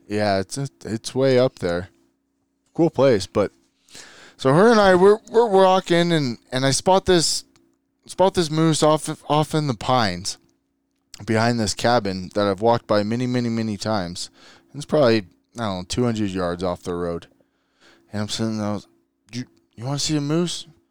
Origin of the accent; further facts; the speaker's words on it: San Diego, California, United States; moved away as an adult; now in Utah, United States; born and raised in San Diego and, uh, California